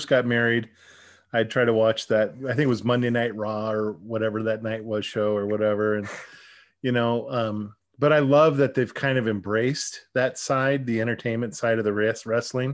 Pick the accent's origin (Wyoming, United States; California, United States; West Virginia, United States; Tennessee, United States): Wyoming, United States; now in Idaho, United States; I grew up in Wyoming, you know, and now I live in Idaho